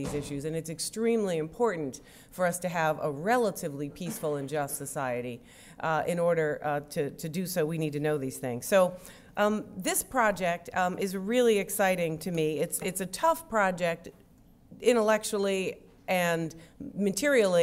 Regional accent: New York, United States; I am from New York and we do everything fast

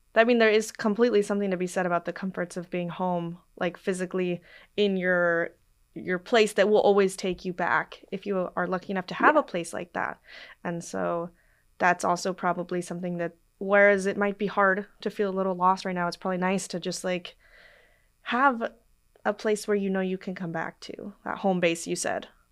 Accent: Portland, Oregon, United States; I'm from Portland, Oregon

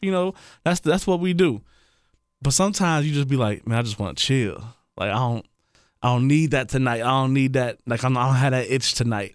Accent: Trotwood, Ohio, United States; We grew up together in Trotwood, you know. Known him since I was probably seven years old.

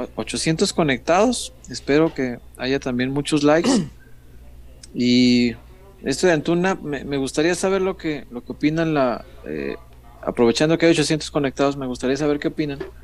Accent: Guadalajara, Jalisco, Mexico; soy tapatío, a mucha honra

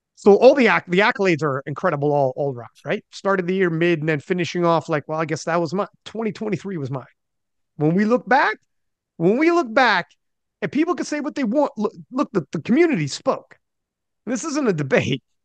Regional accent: Canada; As a Canadian

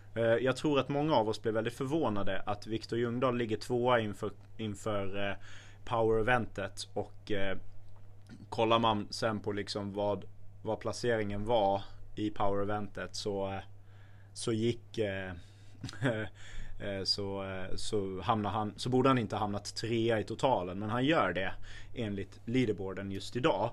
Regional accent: Sweden; Jag är, som svensk

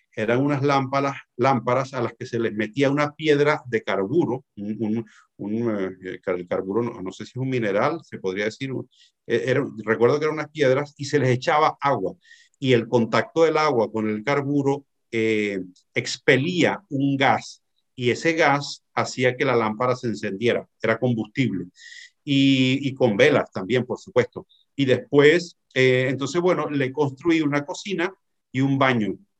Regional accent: Venezuela; now in Tenerife, Spain; me fui chiquitico, me fui niño a Venezuela

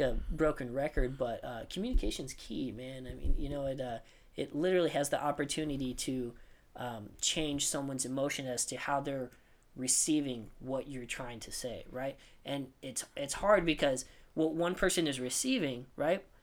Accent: United States; an american citizen

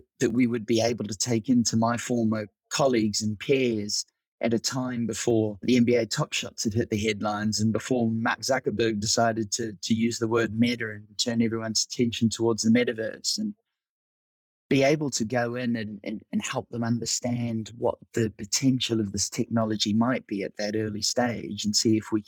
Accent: Auckland, New Zealand; moved away as an adult; also born or lived in United Kingdom; I'm originally from Auckland, New Zealand

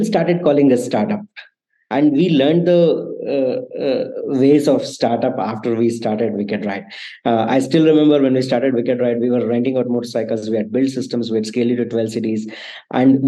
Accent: Hassan, Karnataka, India; moved away as an adult; also born or lived in Bangalore; I come from the city called Hassan, which is like 3 hours from Bangalore

